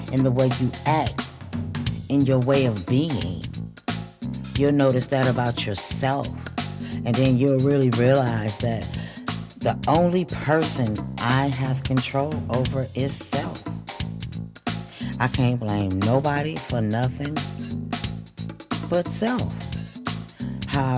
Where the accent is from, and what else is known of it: Flint, Michigan, United States; born or raised there